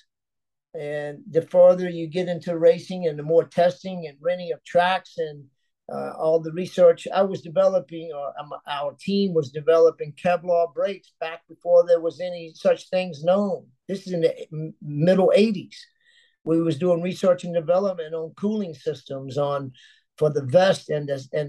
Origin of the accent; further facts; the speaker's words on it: Miami, Florida, United States; my hometown